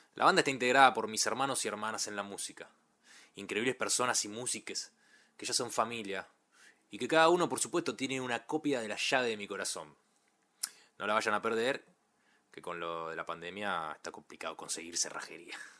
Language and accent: Spanish; Ituzaingó, Buenos Aires Province, Argentina; Nací y me crié en Ituzaingó